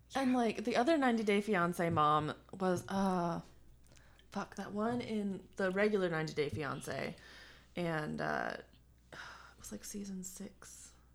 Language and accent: English; Colorado, United States; I'm from Colorado